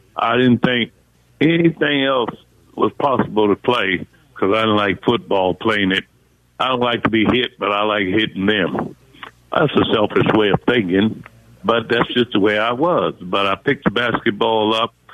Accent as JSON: {"language": "English", "country": "United States", "said": "I'm from the Washington D.C. Maryland area, and I grew up with a single mom that had 11 kids"}